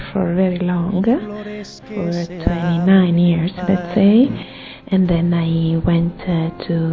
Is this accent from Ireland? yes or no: no; Italy; I'm 34 years old and uh, I'm from Italy.